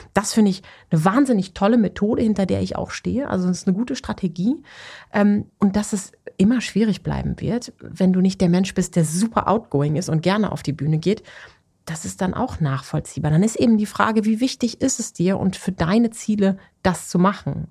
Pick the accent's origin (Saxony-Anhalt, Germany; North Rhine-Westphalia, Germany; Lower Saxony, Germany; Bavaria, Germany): North Rhine-Westphalia, Germany; Ruhr area; Ich komme ja aus dem Ruhrgebiet gebürtig